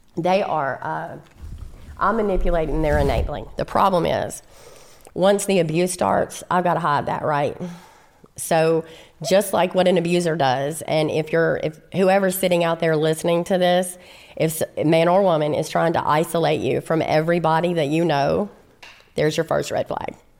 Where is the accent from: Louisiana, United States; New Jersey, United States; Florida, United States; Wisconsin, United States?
Louisiana, United States; Shreveport; I'm from Shreveport, Louisiana, and I'm an only child